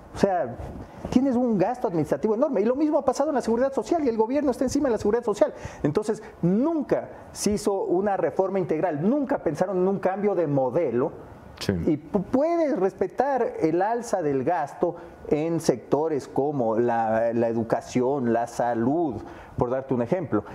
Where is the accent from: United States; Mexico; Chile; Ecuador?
Ecuador; como ecuatorianos